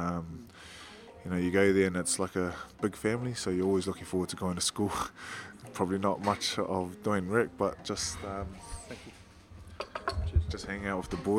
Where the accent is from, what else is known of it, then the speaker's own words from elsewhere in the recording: Wellington, New Zealand; I grew up in Burrinpool, Island Bay, when I was a little kid. But all my family lived out in the eastern suburbs